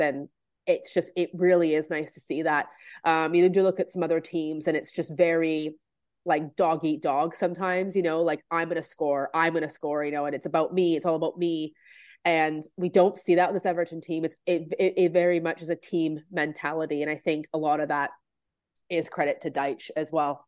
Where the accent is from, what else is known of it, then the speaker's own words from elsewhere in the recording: Canada; I'm from Canada